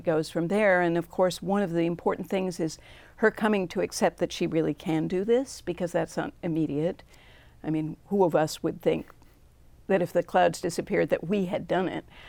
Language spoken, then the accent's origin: English; New England, United States; I grew up in New England